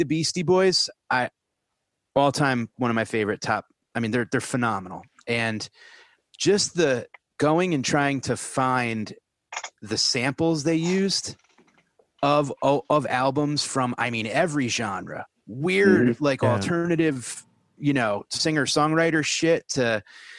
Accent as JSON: {"language": "English", "region": "New England", "country": "United States", "tie": "born or raised there", "also_born_or_lived": "Denver", "moved": "yes", "said": "I grew up in New England, and I grew up with New York rap"}